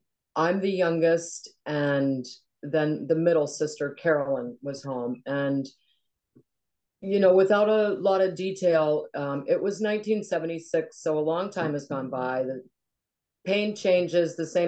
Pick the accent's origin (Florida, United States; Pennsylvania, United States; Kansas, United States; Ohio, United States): Ohio, United States; Cincinnati; also born or lived in Goffstown, New Hampshire / Chicago; we moved to Cincinnati, Ohio when I was about three. My childhood in Cincinnati was outstanding. It was in the suburbs of Cincinnati. We were about 45 minutes from downtown.